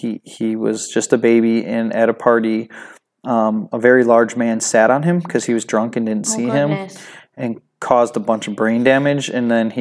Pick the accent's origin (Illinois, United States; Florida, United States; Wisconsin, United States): Wisconsin, United States; Racine; moved away; born and raised in Racine, Wisconsin.